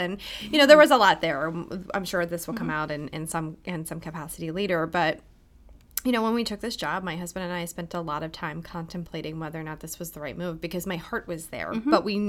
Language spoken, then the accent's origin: English; Altoona, Pennsylvania, United States; Yeah, so I come from the Altoona area, and as I was kind of on my college journey, I saw Lebanon Valley College.